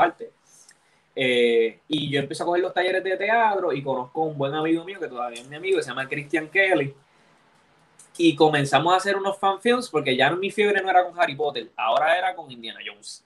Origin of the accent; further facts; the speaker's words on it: Levittown, Puerto Rico; also born or lived in Santurce / Río Piedras / Bayamón; yo soy de Levittown